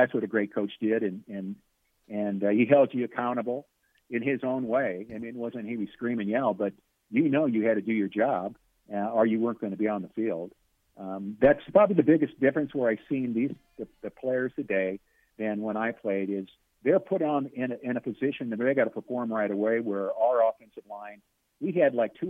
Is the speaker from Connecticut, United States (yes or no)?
no; Nebraska, United States; growing up in Nebraska